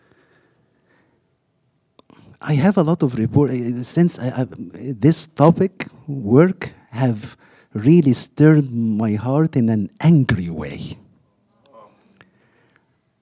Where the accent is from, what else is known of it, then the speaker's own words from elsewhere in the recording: Egypt; moved away; I grew up in Egypt, where the only TV we had was black and white